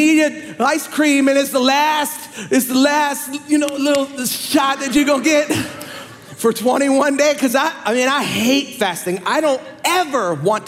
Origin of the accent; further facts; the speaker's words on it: Canada; I'm from Canada